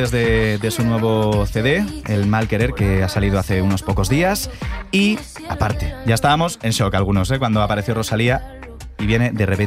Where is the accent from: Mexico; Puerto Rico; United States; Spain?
Spain; Bilbao, Basque Country; ya que somos de Bilbao